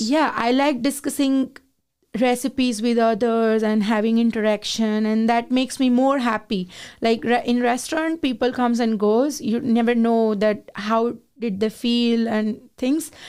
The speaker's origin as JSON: {"language": "English", "region": "Gujarat", "country": "India", "moved": "as an adult", "lives_now": "Canada", "said": "I am from Gujarat"}